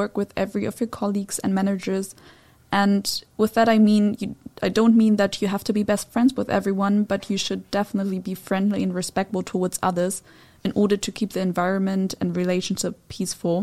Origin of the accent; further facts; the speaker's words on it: Germany; now in Netherlands; my home country, which is Germany